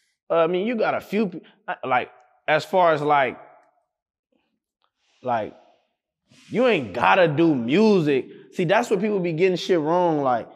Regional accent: Compton, California, United States; Cause like I'm from Compton. I live in Compton my whole life.

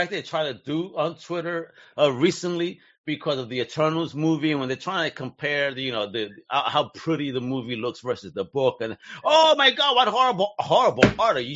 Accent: New York City, New York, United States; So you're talking to Brooklyn own right here.

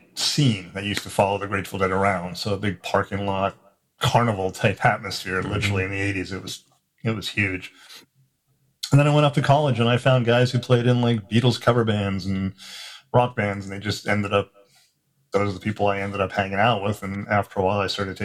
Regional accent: South Africa; now in United States; I grew up in South Africa, and when before we moved to America

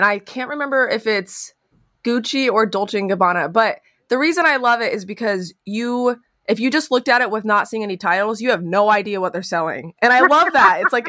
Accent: West Coast, United States; I am from the West Coast and I love the West so much

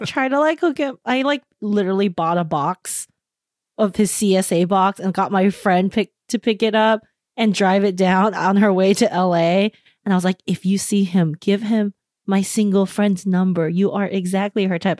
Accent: San Gabriel Valley, California, United States; I grew up in the Singularable Valley

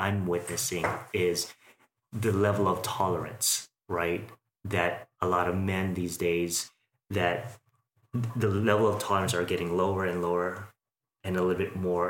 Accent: Philippines; now in Las Vegas, United States; I'm Filipino

